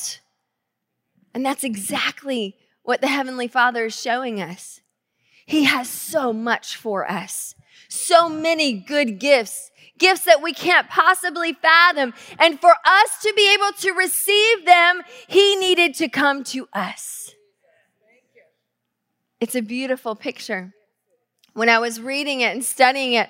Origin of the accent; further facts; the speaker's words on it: the South, United States; now in Tacoma, United States; growing up in the South